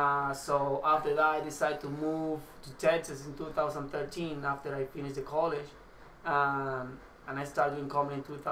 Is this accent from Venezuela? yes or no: yes; Venezuela; English is a second language; moved away as an adult; now in Dallas, United States; I'm from Venezuela.